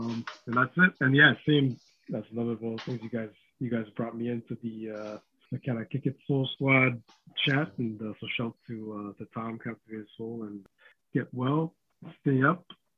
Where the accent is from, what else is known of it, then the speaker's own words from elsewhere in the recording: Toronto, Ontario, Canada; moved away as an adult; also born or lived in Vancouver; now in Hamilton, Canada; I moved here from Vancouver in 17, we ended up moving to Hamilton instead of going back to Toronto.